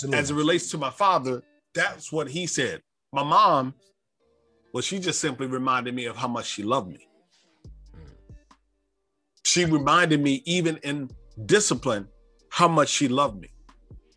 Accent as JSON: {"language": "English", "town": "Davenport", "region": "Iowa", "country": "United States", "tie": "born or raised there", "said": "I grew up in Davenport, Iowa"}